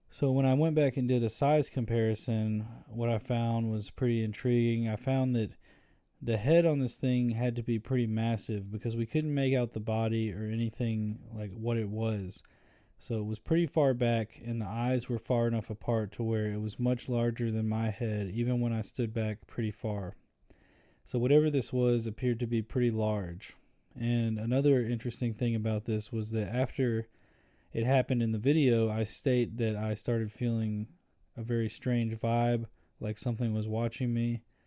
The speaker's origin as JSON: {"language": "English", "town": "Birmingham", "region": "Alabama", "country": "United States", "said": "I'm from Birmingham, Alabama"}